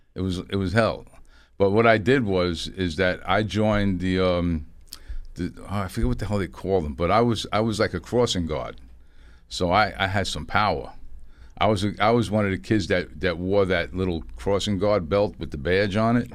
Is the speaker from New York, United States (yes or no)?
yes; New York City, New York, United States; I grew up in the East Bronx in a project called Eden Wall Projects